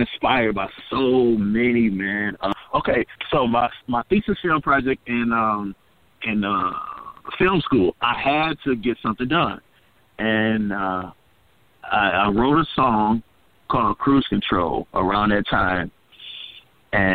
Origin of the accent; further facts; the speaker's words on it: Pontiac, Michigan, United States; we are from Pontiac, Michigan, but not too far from Detroit